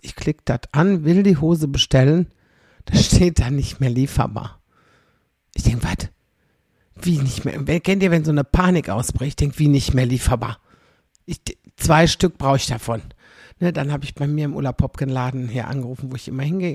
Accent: Xanten, North Rhine-Westphalia, Germany; meine Heimatstadt

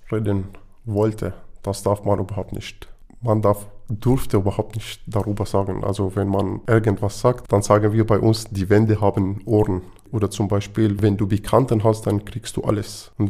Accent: Damascus, Damascus Governorate, Syria; German is a second language; moved away; Also ich komme ursprünglich aus Damaskus, von Mittelstadt, aber ich bin schon im Umfeld von Damaskus gewohnt oder den Umgebung von Damaskus gewohnt

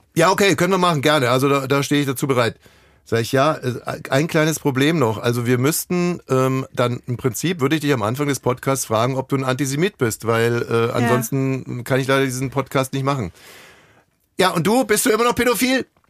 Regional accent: Ammersee, Bavaria, Germany; ich komme aus Bayern vom mhm. Ammersee.

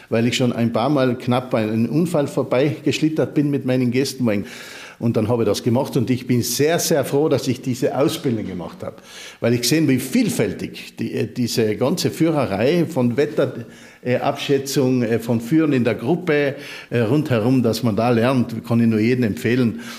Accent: Obergail, Carinthia, Austria; ich komme ja aus Obergeil und wir haben sehr viele, also dort ist wirklich, die Bauern vermieten alle, wir haben sogar drei Gasthöfe Hof, Höfe drüben.

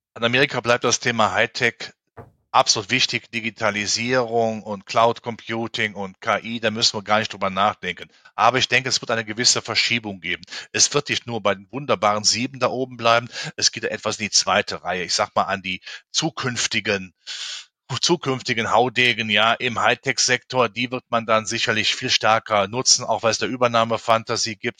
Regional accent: Germany; in meinem Heimatland, in Deutschland

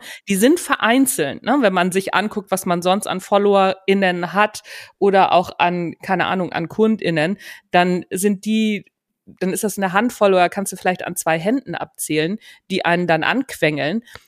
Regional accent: Hamburg, Germany; Wie man unschwer erkennen kann, komme ich aus Hamburg. Also, ich komme von Hamburg weg, sagt man hier.

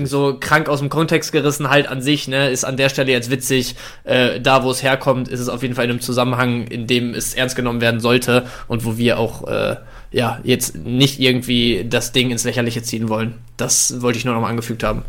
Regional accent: Bielefeld, North Rhine-Westphalia, Germany; 25, ich äh, komme aus Bielefeld

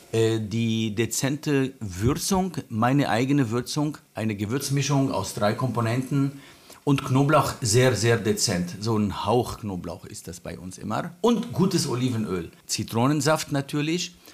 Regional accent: Lebanon; German is a second language; moved away as an adult; now in Berlin, Germany; Ich komme ursprünglich aus dem Libanon, vor 42 Jahren hierher als äh, ja, auch Flüchtling damals gekommen.

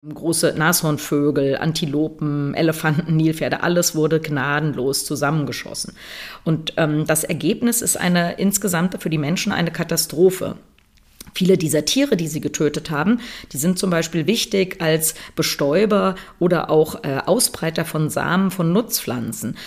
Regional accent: Germany; bei uns in Deutschland

